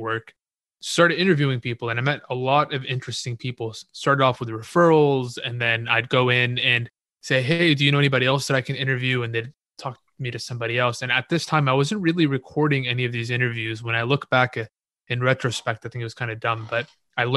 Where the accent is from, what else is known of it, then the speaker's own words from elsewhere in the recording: Houston, Texas, United States; I grew up in Houston, Texas